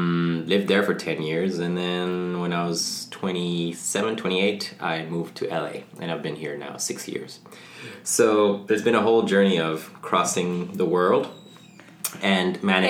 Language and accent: English; Ethiopia; moved away as an adult; also born or lived in Sahara; I was born in Africa. My mom's from Mauritania, which is in West Africa. My dad is Dutch. And they met in the Sahara Desert, and I was born there. And then when I was two, we moved to Ethiopia on the other side of Africa. And I grew up there till I was 18.